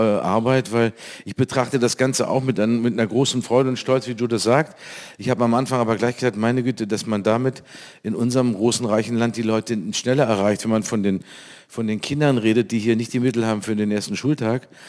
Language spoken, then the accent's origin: German; North Rhine-Westphalia, Germany; also born or lived in Cologne; bei uns in Nordrhein-Westfalen